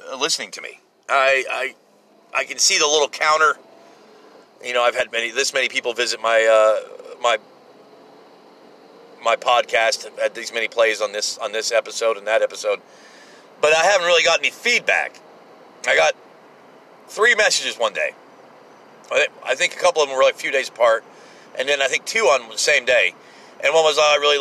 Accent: United States; as an American

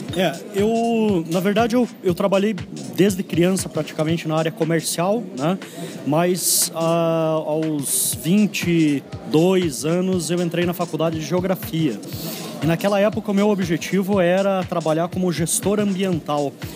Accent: Curitiba, Paraná, Brazil; sou curitibano. É, já morei em alguns outros lugares aí, mas basicamente minha vida toda está aqui em Curitiba

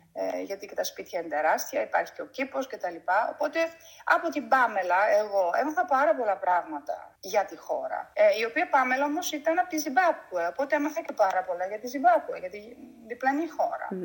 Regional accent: Germany; moved away; also born or lived in Greece / South Africa; γεννήθηκα και μεγάλωσα στη Γερμανία από Έλληνες γονείς

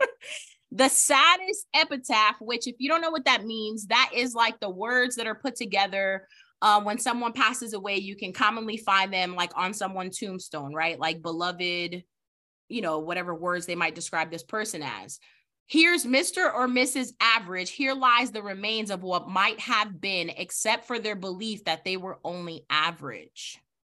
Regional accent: New York City, New York, United States; I'm from the Bronx, New York

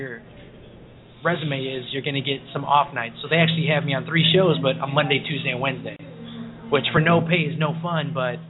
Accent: Chicago, Illinois, United States; You know, I'm not from New York. I'm from Chicago.

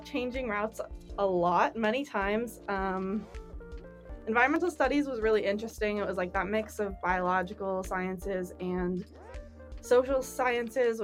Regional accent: Wenatchee, Washington, United States; also born or lived in Seattle, Washington; now in Pullman, United States; I ended up going back to my hometown of Wenatchee

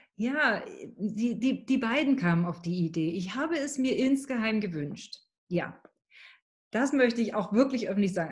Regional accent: East Germany, Germany; bin ich in einer klassischen Arbeitnehmerfamilie groß geworden im Osten von Deutschland

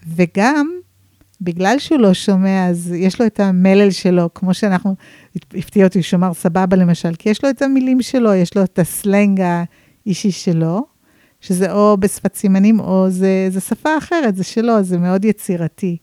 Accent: San Francisco, California, United States; now in Israel; אני אמריקאית במקור. אה, גדלתי בסן פרנסיסקו ועליתי לארץ כמה פעמים, הלוך חזור, הלוך חזור.

